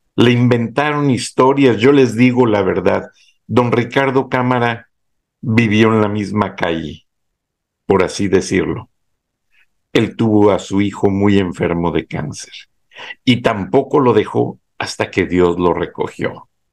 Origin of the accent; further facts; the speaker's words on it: Acámbaro, Guanajuato, Mexico; moved away as an adult; also born or lived in Monterrey; natal Acámbaro, Guanajuato